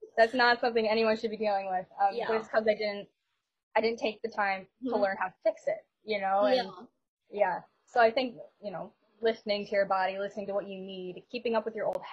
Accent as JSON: {"language": "English", "town": "Buffalo", "region": "New York", "country": "United States", "tie": "born or raised there", "also_born_or_lived": "Rochester, New York", "said": "I'm from Buffalo, New York, born and raised"}